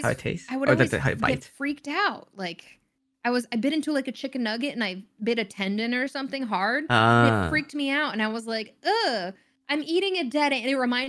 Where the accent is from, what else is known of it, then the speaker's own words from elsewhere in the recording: the South, United States; I grew up in the South, so there's tons of barbecue and stuff and you know, I everybody around me is eating meat.